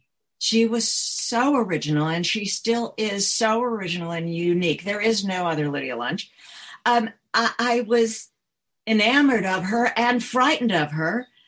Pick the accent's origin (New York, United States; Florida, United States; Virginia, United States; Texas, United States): New York, United States; also born or lived in Chicago, United States / California, United States; Yeah, no, I'm from New York originally, Chicago, and then California, and then New York.